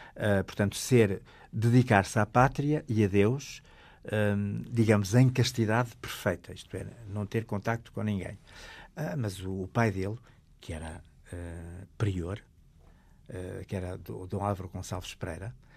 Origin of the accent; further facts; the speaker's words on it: Alto Douro, Norte, Portugal; Na minha aldeia natal, que é no Alto Douro